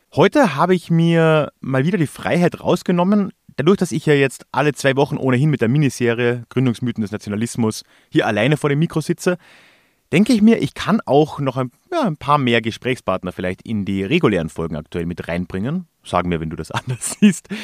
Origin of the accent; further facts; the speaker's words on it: southern Austria, Austria; bei uns in Südösterreich